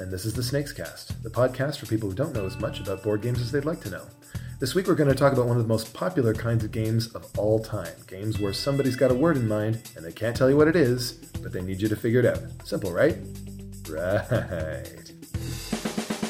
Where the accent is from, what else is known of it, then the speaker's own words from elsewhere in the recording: Southern Ontario, Canada; I grew up in Southern Ontario